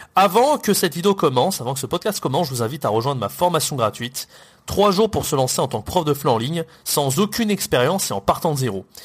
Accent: France

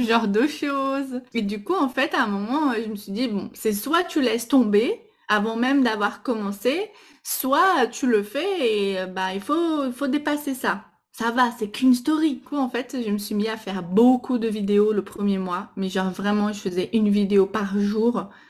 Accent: Brazil; French is a second language; now in France; je suis brésilienne, donc euh, vous allez sûrement entendre un petit accent

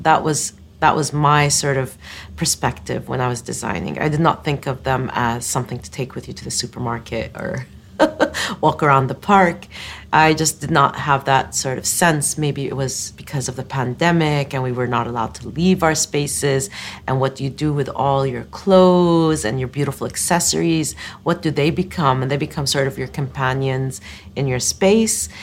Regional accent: Eastern Province, Saudi Arabia; growing up in the Eastern Province, we used to go out in spring to collect desert roses

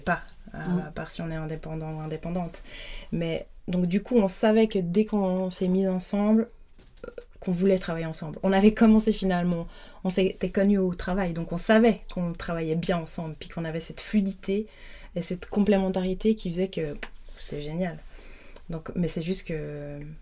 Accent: Lutry, Vaud, Switzerland; j'ai grandi à Lutry, donc j'habitais la semaine à Lutry

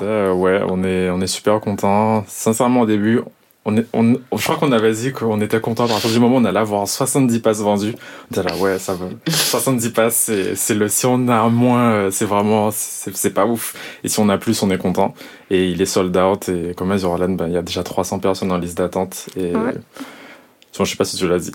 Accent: Guadeloupe; dès qu'on se reconnaît en tant que Guadeloupéen et même plus largement ultramarin

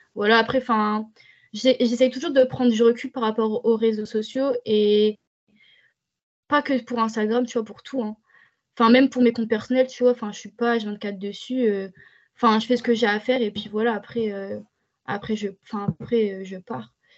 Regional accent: France; en tant que française

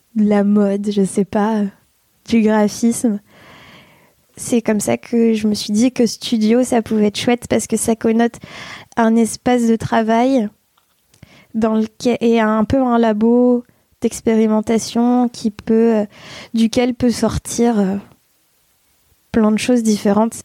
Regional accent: Provence-Alpes-Côte d'Azur, France; also born or lived in Bordeaux; j'ai déménagé dans la région avec mes parents et ma sœur quand j'avais 8 ans

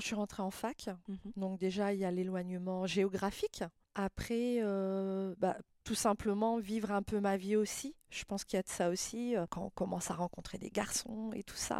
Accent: near Le Mans, Sarthe, Pays de la Loire, France; also born or lived in La Ferté-Bernard; je suis née au Mans, D'accord. dans la Sarthe, donc tout le monde connaît la ville. J'ai passé toute mon enfance dans une petite ville à côté du Mans, à 50 km du Mans à peu près, au taille sur ruine Donc j'ai grandi là

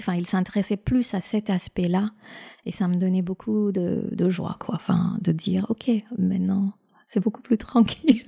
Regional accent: India; moved away; j'ai grandi en Inde

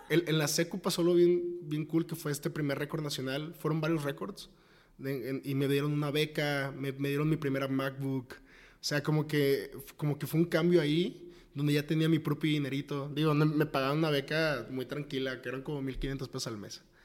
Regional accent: Tepic, Nayarit, Mexico; now in Guadalajara, Mexico; soy de Tepic, de Tepic Nayarit, luego venirme a Guadalajara, muy foráneo

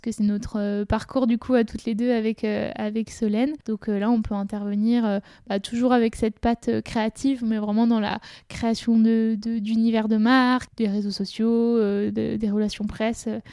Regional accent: Saint-Gervais-les-Bains, Auvergne-Rhône-Alpes, France; je suis originaire de Saint-Gervais en Haute-Savoie

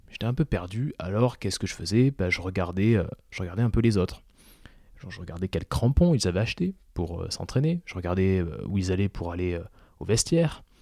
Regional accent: Toulouse, Occitania, France; moi, je suis toulousain à la base. oui, je n'ai pas d'accent, mais je suis toulousain. Euh, j'ai passé 20 ans de ma vie à Toulouse

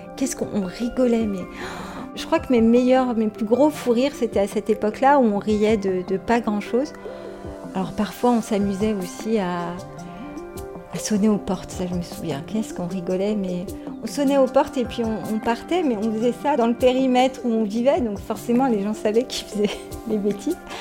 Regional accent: Sainte-Geneviève-des-Bois, Île-de-France, France; also born or lived in Neuilly-sur-Seine / Paris; now in Vitry-sur-Seine, France; Je suis née à Neuilly-sur-Seine et à l'époque, mes parents vivaient euh, près de Montmartre, à Paris, dans une petite chambre de bonne à 4, parce qu'il y avait mon grand frère. Et puis, à l'âge d'un an, on a déménagé pour aller s'installer à Sainte-Geneviève-des-Bois, dans l'Essonne, dans un quartier HLM.

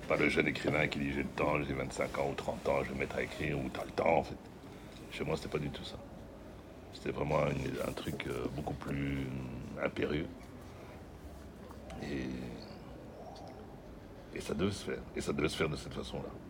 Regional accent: southern France, France; Je viens de France, j'habite dans, dans, le midi de la France, mon père, etc., euh, etc. Mon père m'a envoyé ici pour faire des études de bande dessinée.

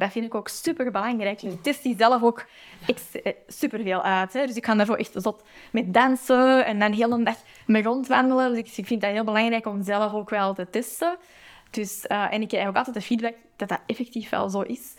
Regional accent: Antwerp, Flanders, Belgium; mijn thuisstad

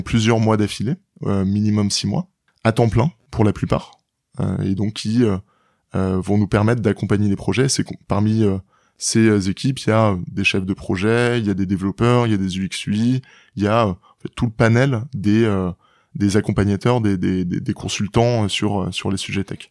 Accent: Rennes, Brittany, France; j'ai grandi à Rennes, en Bretagne, région à laquelle je suis assez attaché

